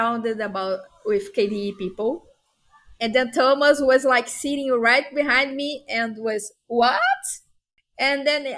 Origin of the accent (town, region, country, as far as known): Brazil; English is a second language